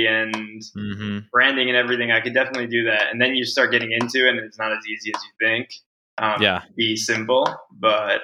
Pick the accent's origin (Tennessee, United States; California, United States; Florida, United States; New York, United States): New York, United States; Eastport; I'm originally from Long Island. That's where I grew up